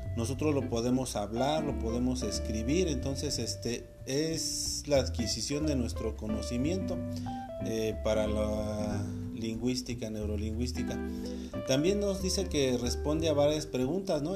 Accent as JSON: {"language": "Spanish", "country": "Mexico"}